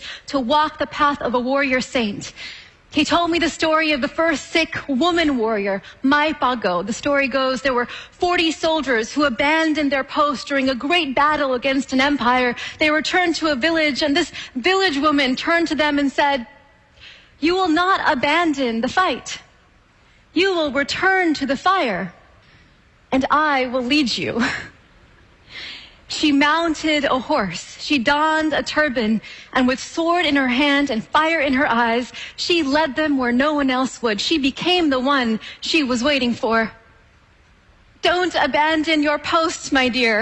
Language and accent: English; California, United States; born or raised there